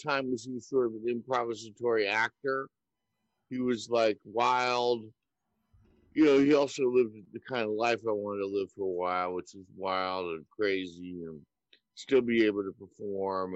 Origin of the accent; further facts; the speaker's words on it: New York City, New York, United States; I was born and raised in New York City, in Manhattan.